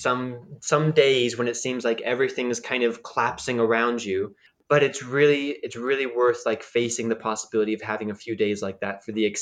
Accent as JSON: {"language": "English", "country": "United States", "also_born_or_lived": "Japan", "moved": "as an adult", "lives_now": "Czech Republic", "said": "As an American"}